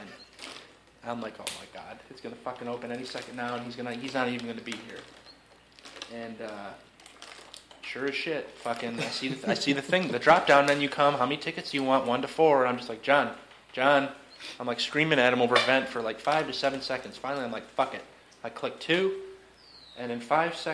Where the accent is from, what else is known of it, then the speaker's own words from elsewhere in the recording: Chicago, Illinois, United States; We're from Chicago.